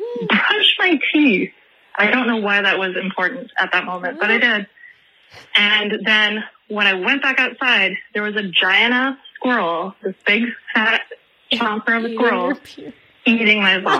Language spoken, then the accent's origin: English; Toronto, Ontario, Canada; I am from Toronto, Canada.